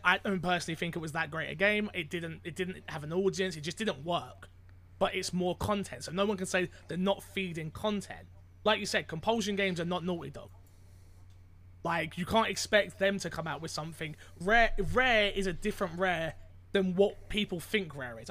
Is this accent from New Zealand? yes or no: no; United Kingdom; I am not Canadian, but British.